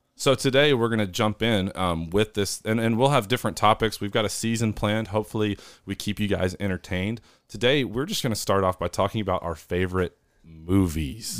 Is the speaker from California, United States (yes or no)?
no; Northeast Arkansas, United States; I am from Northeast Arkansas, the South, uh, Midwest South.